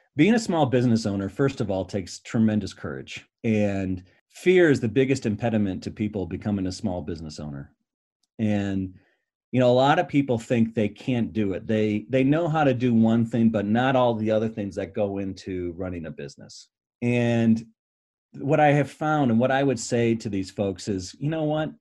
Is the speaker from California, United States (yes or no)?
no; Michigan, United States; I grew up in Michigan